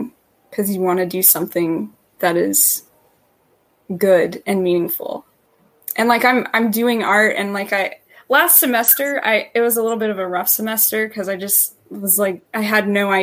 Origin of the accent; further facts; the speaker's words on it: Tennessee, United States; I'm from Tennessee.